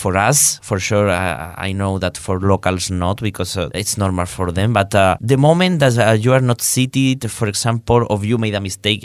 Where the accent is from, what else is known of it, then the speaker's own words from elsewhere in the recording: Malaga, Andalusia, Spain; moved away as an adult; now in Hungary; in my hometown, I have really close people that produce